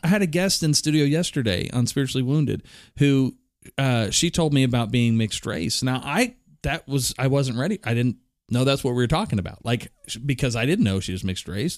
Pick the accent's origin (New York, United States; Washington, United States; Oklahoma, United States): Oklahoma, United States; Oklahoma City; I was raised in South Oklahoma City